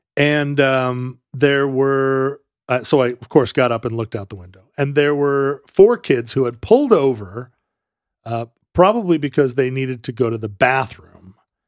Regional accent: Wales, United Kingdom; As a Welshman.

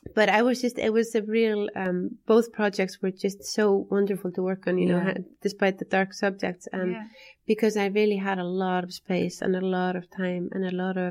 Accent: Iceland; we're both from Iceland

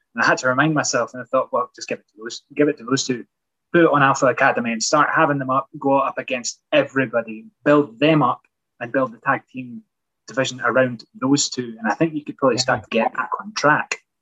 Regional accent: Edinburgh, Scotland, United Kingdom; I don't come from Glasgow. Uh, I come from Edinburgh

